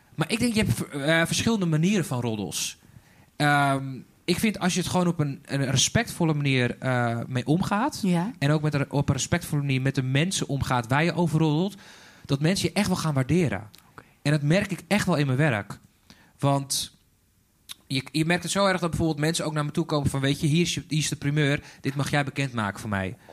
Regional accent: Zaanstad, North Holland, Netherlands; also born or lived in Sweden; ik ben eigenlijk opgegroeid in uh, eh, Een eh, klein dorpje in de Zaanstad.

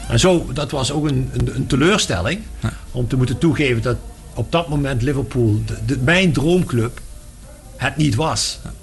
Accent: Meerssen, Limburg, Netherlands; also born or lived in Maastricht; Ik kom er wel uit Meersen, maar eh, Maastricht is mijn, mijn centrum.

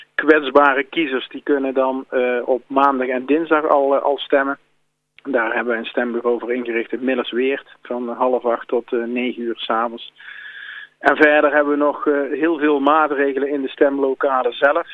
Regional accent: Eindhoven, North Brabant, Netherlands; geboren en getogen in Eindhoven

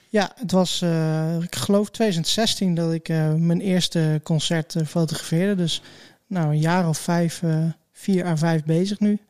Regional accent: Hattem, Gelderland, Netherlands; now in Zwolle, Netherlands; ik ben geboren in Hattem en ja, dat is een beetje het, het voorland van Zwolle.

